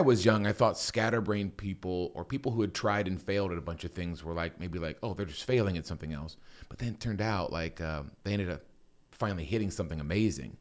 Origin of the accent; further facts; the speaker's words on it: Copley, Ohio, United States; also born or lived in Wooster, Ohio; I was born, uh, in Copley, Akron area. I love this area. Uh, I went to high school in this area, Walsh Jesuit